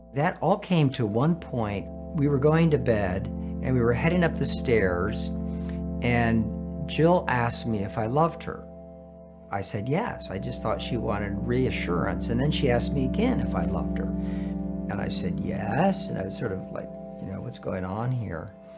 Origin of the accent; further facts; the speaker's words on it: San Francisco, California, United States; I was born in San Francisco